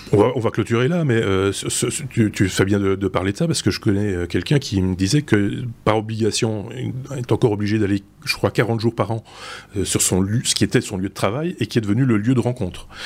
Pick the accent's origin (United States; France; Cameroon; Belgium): Belgium; par chez nous, en Belgique